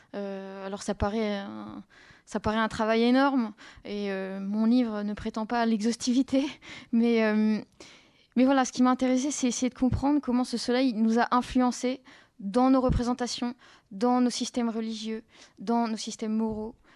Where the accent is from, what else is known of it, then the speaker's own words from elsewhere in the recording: southern France, France; moved away; je viens du sud de la France